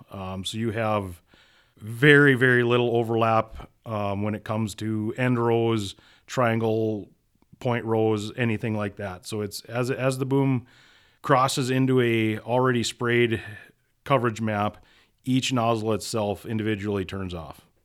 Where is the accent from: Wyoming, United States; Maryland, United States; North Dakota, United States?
North Dakota, United States; Minot; originally, I grew up in Minot, North Dakota, uh, raised on a small grain farm